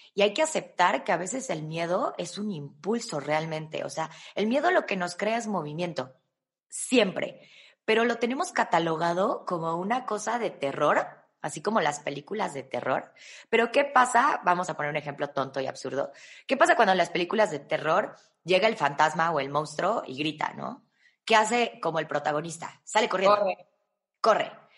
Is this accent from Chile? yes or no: no; Mexico; los mexicanos